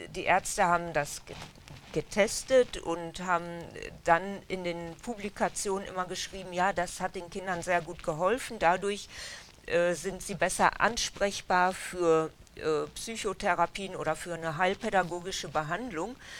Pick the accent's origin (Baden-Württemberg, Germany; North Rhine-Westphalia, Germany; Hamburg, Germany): North Rhine-Westphalia, Germany; Dülmen; also born or lived in Essen; die meiste Zeit in Dülmen aufgewachsen